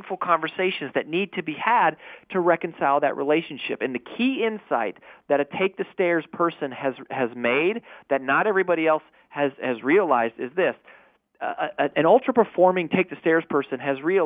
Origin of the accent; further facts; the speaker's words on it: Colorado, United States; I grew up in Colorado